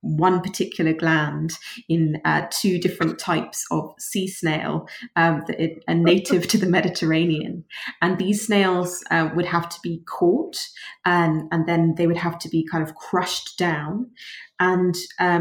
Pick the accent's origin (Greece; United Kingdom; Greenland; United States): United Kingdom; London; born and bred in London, and this is where I grew up